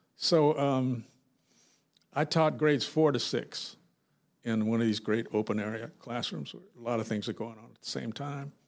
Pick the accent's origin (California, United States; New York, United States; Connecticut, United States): California, United States; Los Angeles; I grew up in South Central L